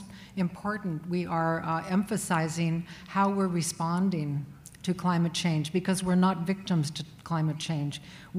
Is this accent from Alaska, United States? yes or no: yes; Alaska, United States; now in Oregon, United States; I'm Deghatan Dene from Alaska. Some call us Alaskan Athabascans. We also call ourselves the Caribou people.